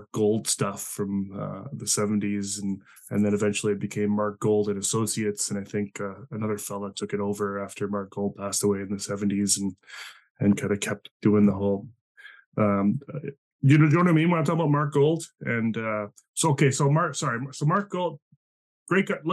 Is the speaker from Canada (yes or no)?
yes; Canada; also born or lived in British Columbia; I'm Canadian